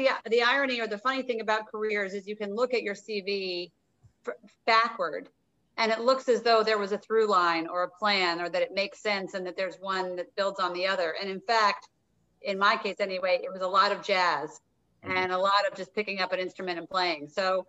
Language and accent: English; Providence, Rhode Island, United States; which is located in Providence, Rhode Island, which is as close to my hometown as anywhere, I spent 10 years there growing up after moving a ton as a kid